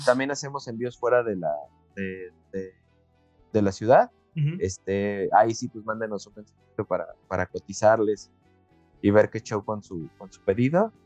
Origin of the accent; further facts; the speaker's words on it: Mexico; para nosotros como, como, mexicanos